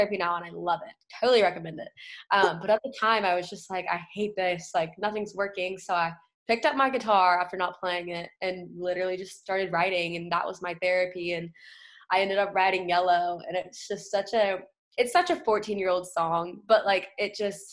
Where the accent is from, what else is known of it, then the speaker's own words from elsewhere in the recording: Wilmington, North Carolina, United States; I grew up in a small town, Wilmington, North Carolina.